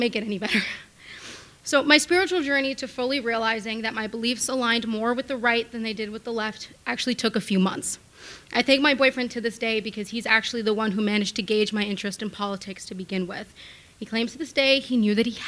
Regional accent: New York City, New York, United States; I was born and raised in Manhattan by my fairly liberal grandmother

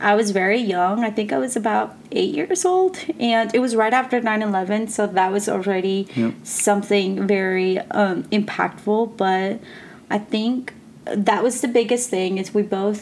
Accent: Texas, United States; also born or lived in Colombia; I was born in Colombia but raised in Texas, just because I was so young when I moved here

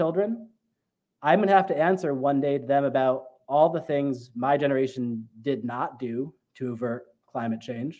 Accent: Vermont, United States; I'm from Vermont, a large part of my life

